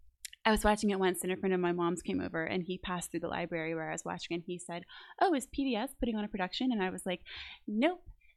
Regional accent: New Orleans, Louisiana, United States; I am from New Orleans, born and raised.

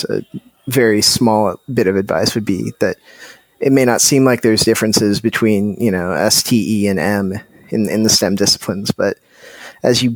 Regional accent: Colorado, United States; growing up in Colorado

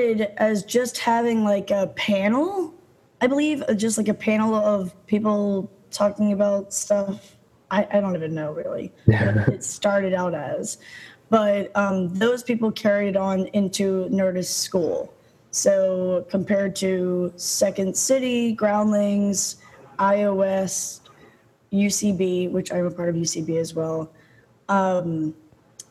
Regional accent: Baltimore, Maryland, United States; now in Los Angeles, United States; I'm from Baltimore, Maryland

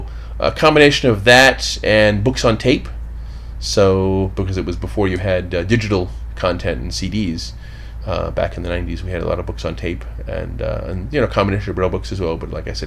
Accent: Hamilton, Ohio, United States; moved away as an adult; now in Washington, D.C., United States; I grew up in southwestern Ohio, near Cincinnati, a little bit north, a town called Hamilton. Grew up there, moved to D.C.

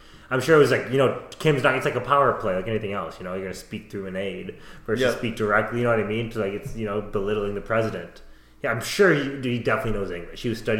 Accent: Minnesota, United States; when we're from Minnesota, we sure as hell are nice.

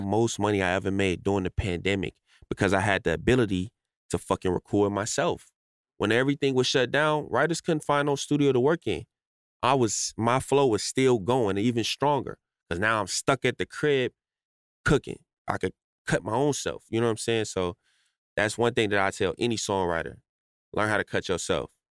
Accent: Chicago, Illinois, United States; moved away; also born or lived in Los Angeles; I grew up in Chicago, but I spent like a lot of my life in like LA. You know what I'm saying? So like I was back and forth between those two places.

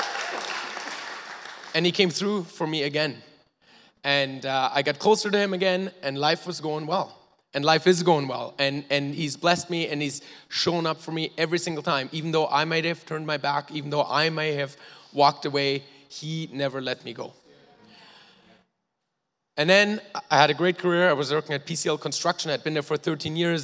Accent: Germany; now in Canada; I was born in Germany, to two loving parents who are here today

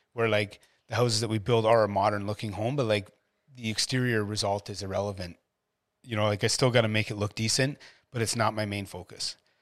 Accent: Ottawa, Ontario, Canada; moved away as an adult; I came from Ottawa

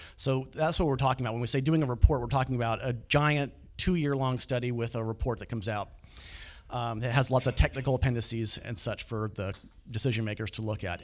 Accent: the Valley, California, United States; also born or lived in Bay Area; now in Sacramento, United States; I grew up in the Valley

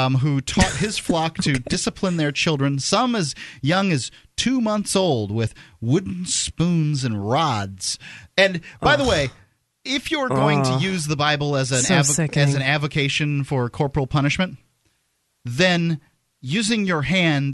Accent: Florida, United States; moved away; I'm from Florida

